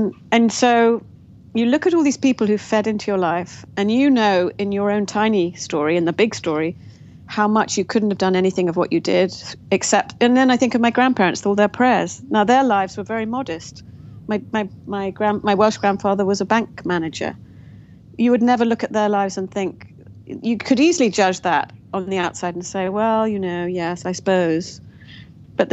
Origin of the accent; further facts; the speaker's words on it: Kampala, Uganda; born there; also born or lived in Nairobi, Kenya / England; I was born in Kampala, Uganda, to young parents, the oldest of four little girls. And so my first 4 years of life were in Kampala, then Nairobi.